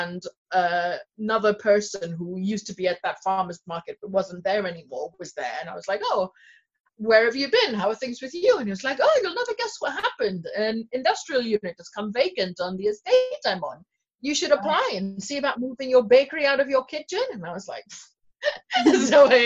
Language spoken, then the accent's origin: English; Kenya; moved away as an adult; now in Leeds, United Kingdom; I come from Kenya. I was born there and then I came to the UK to do my undergraduate. That was in 2002